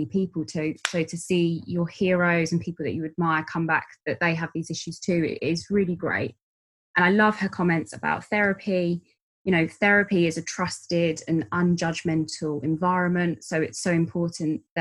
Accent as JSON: {"language": "English", "region": "London", "country": "United Kingdom", "said": "I'm from London."}